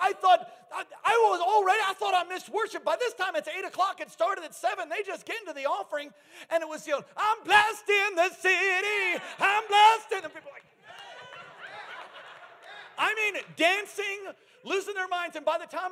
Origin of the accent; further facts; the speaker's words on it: Alaska, United States; I'm from Alaska.